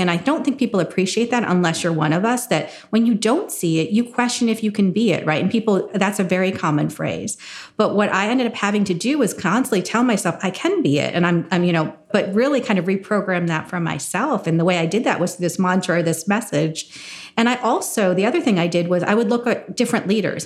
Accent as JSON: {"language": "English", "region": "New Jersey", "country": "United States", "tie": "born or raised there", "said": "growing up in New Jersey in a very white town, so I grew up in farm country"}